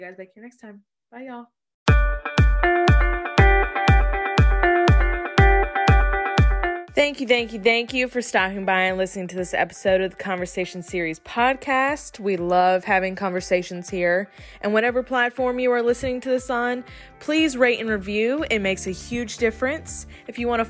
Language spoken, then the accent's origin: English; Wilmington, North Carolina, United States; now in Raleigh, United States; I grew up in Wilmington.